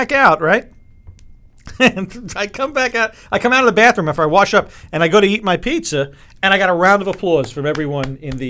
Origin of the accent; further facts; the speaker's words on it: New York City, New York, United States; when I was a little boy growing up on Staten Island